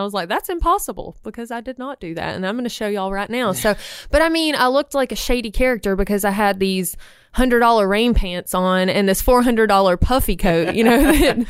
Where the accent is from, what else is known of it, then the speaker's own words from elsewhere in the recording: Opelika, Alabama, United States; Opelika, real far away.